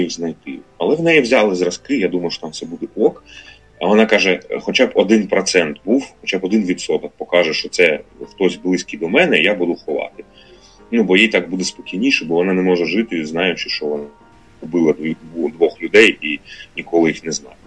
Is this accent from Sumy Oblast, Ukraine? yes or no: no; Luhansk Oblast, Ukraine; moved away as an adult; в мене Луганська прописка